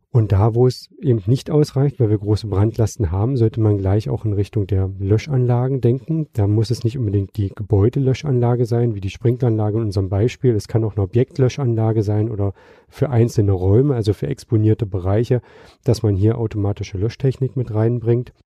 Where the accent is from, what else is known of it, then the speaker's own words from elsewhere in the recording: Magdeburg, Saxony-Anhalt, Germany; moved away; also born or lived in Hamburg; meine Heimatstadt, das wäre Magdeburg